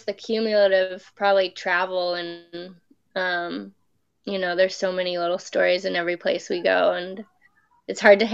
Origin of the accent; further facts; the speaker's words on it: Nova Scotia, Canada; moved away; also born or lived in Whistler / Vancouver; I'm from Nova Scotia